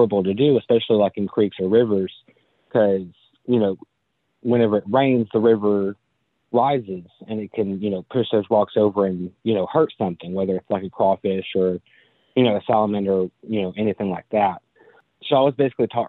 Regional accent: Upper East Tennessee, United States; I was raised in Upper East Tennessee. I've lived here my whole life

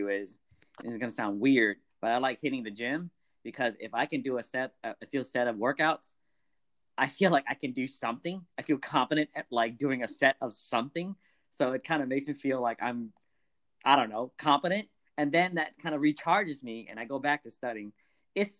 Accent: Bay Area, California, United States; I grew up in the Bay Area

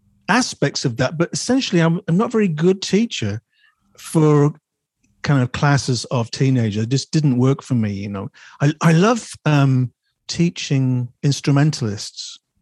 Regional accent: Chesterfield, East Midlands, United Kingdom; also born or lived in West Riding; So, but I was born in the West Riding and then moved around the Midlands and so on and so forth, and then ended up in Chesterfield probably aged 9 or 10.

